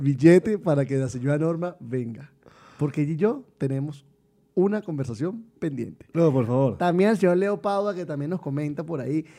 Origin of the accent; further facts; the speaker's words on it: Venezuela; moved away as an adult; also born or lived in Colombia / Mexico; somos venezolanos